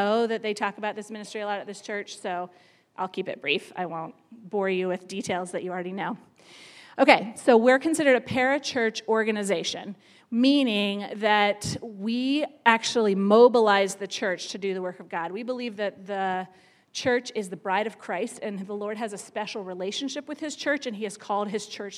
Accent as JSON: {"language": "English", "area": "near Baltimore", "region": "Maryland", "country": "United States", "tie": "born or raised there", "said": "I grew up in Maryland, right near Baltimore, and we lived on an acre of land that backed up to woods"}